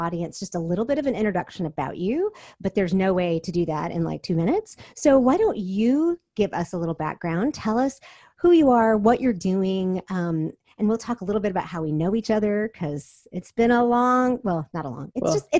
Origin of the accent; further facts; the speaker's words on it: South Korea; I mean, because you're not American, and I grew up in Korea, so you're not Korean.